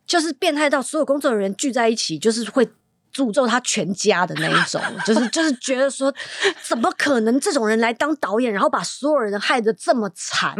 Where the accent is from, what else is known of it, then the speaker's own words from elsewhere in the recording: Taiwan; also born or lived in Hong Kong (family background); 我是一个香港背景，但是在嗯。台湾长大的女生